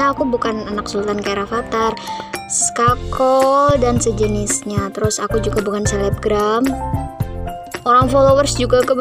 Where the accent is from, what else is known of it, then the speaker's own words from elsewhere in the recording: Yogyakarta, Special Region of Yogyakarta, Indonesia; accent: medok; Aku asli orang Jogja, tinggal di Gunung Kidul